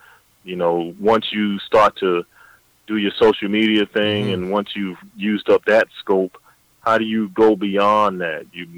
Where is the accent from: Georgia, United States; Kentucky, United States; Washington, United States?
Georgia, United States; Augusta; I have a similar situation in Augusta. I'm from Augusta, Georgia. James Brown and the Masters golf tournament.